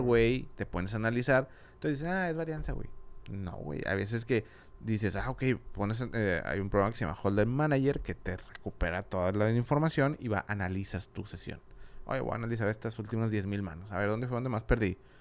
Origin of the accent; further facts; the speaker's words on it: Monterrey, Nuevo León, Mexico; also born or lived in Madrid, Spain; yo soy de aquí, de Monterrey